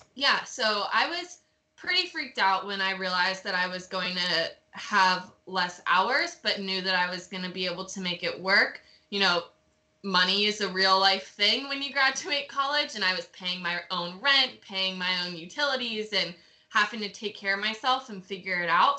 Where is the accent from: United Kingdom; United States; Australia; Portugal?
United States; North Carolina; I'm from North Carolina